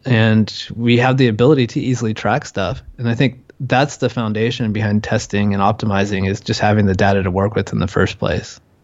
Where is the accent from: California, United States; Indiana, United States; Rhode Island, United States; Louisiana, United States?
California, United States; moved away as an adult; now in Chiang Mai, Thailand; I'm from California